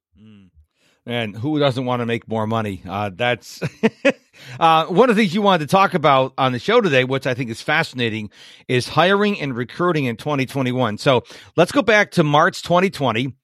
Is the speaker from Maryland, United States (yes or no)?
no; Rochester, New York, United States; now in Virginia, United States; I was born and raised in Rochester, New York